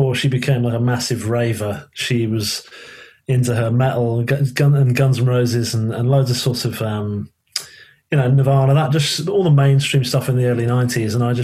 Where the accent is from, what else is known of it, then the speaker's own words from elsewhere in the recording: London, United Kingdom; accent: southerner; also born or lived in Liverpool; we moved to London when I was younger